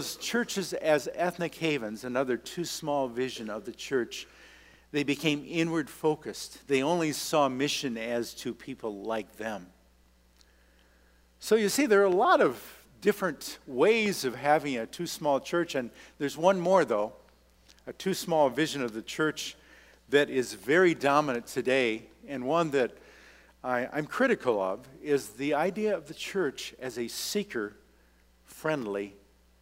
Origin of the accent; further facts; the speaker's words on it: Minnesota, United States; I come from Minnesota, and that's the land of Scandies